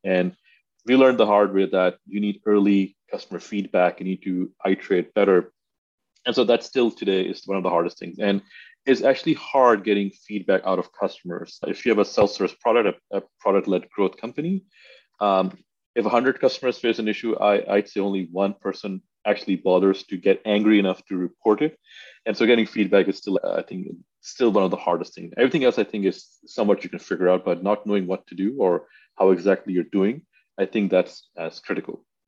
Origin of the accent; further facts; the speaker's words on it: Pakistan; I grew up in Pakistan